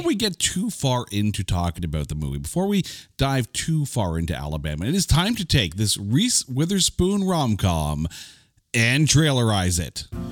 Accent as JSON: {"language": "English", "country": "Canada", "said": "I'm Canadian"}